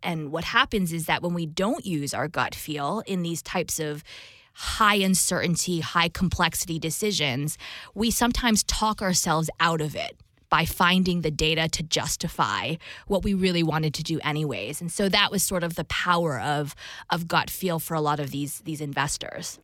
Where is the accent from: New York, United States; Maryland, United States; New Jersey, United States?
New Jersey, United States; I'm Taiwanese American, so I'm dual Taiwan U S citizenship, and grew up in New Jersey